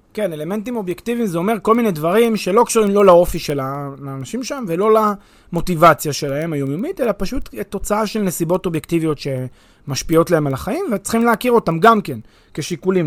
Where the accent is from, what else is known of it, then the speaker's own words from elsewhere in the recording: Israel; אני כישראלי